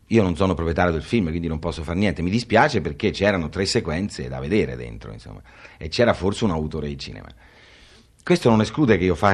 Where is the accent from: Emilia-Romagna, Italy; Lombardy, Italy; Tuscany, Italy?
Tuscany, Italy; near Grosseto; anche Grosseto, meglio, io sono nata nei paraggi.